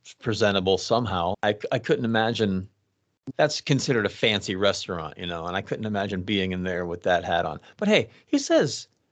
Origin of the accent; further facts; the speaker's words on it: South Florida, United States; I grew up down in South Florida